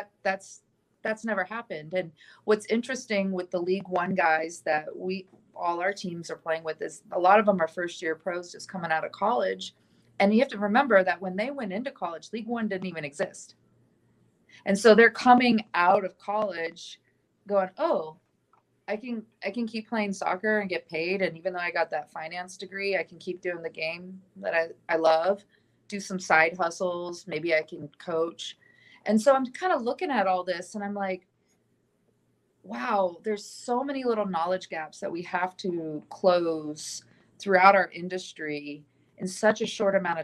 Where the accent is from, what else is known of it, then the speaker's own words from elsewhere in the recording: San Diego, California, United States; now in Tucson, United States; a friend of mine, actually, that I grew up with in San Diego